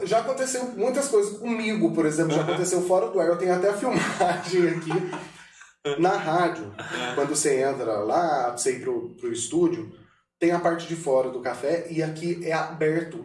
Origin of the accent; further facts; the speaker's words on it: Brazil; eu sou daqui de Pedro Alvo, o povo me conhece